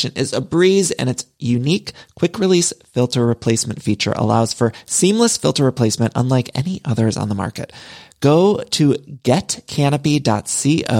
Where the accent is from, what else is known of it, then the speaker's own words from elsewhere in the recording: Midwest, United States; now in Los Angeles, United States; I'm from the Midwest, but I've lived in California for so long, and I truly do love it here in LA.